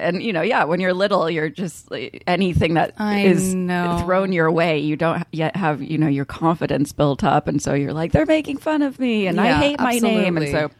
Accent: Kansas City, Kansas, United States; in the suburbs of Kansas City, which is where I grew up, I think it's sort of like a liberal oasis amongst Kansas.

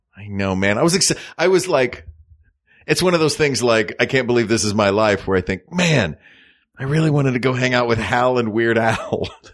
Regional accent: United States

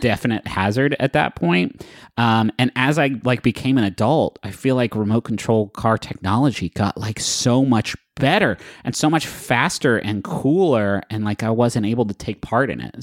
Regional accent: Huntington, Appalachia, United States; moved away; I'm from Appalachia

